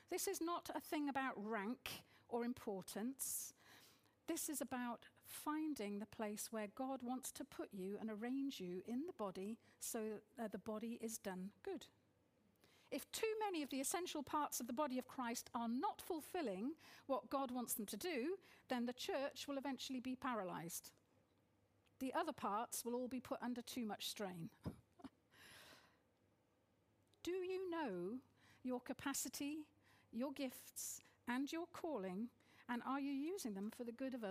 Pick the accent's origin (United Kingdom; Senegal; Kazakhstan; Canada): United Kingdom; being very British culturally, despite having mixed heritage